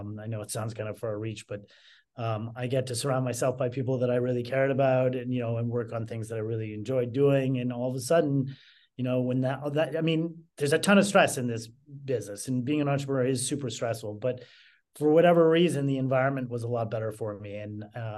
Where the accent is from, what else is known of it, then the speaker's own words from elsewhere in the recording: Canada; moved away as an adult; now in Chicago, United States; I moved from Canada to Chicago.